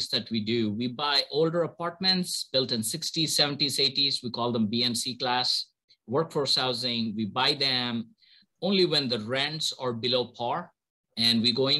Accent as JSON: {"language": "English", "country": "India", "tie": "born or raised there", "moved": "as an adult", "lives_now": "United States", "said": "I'm originally from India, born and brought up there, did my bachelor's in electrical engineering over there"}